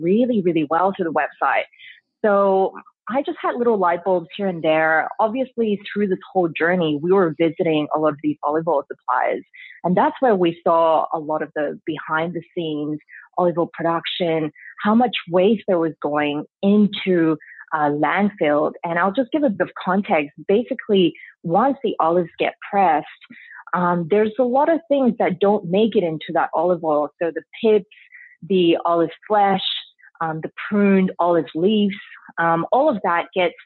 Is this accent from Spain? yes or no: yes; Spain; now in Australia; I grew up in Spain